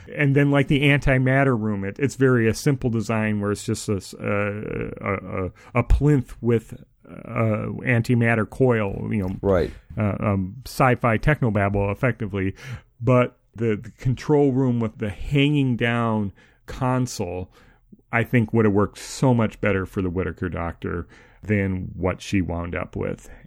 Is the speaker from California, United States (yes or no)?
no; Minnesota, United States; someone who grew up in Minnesota